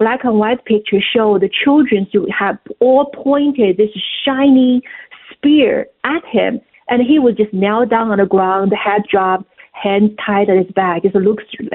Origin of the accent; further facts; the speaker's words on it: China; moved away; my experience of growing up in China